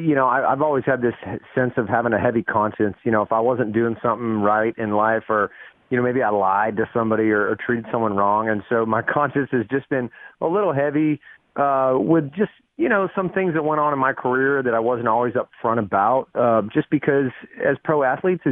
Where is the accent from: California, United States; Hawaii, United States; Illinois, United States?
California, United States; San Diego; also born or lived in Las Vegas, Nevada; we moved from Vegas to San Diego. I was six, and when I got to San Diego, I started, you know, playing baseball